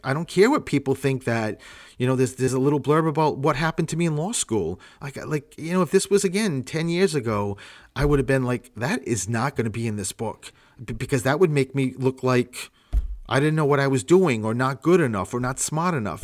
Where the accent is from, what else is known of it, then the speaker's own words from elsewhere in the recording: Providence, Rhode Island, United States; I'm from Rhode Island